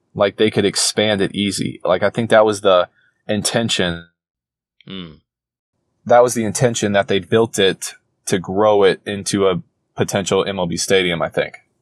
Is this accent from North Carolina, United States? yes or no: yes; Charlotte, North Carolina, United States; I grew up in Charlotte. I grew lived there for 17, 18 years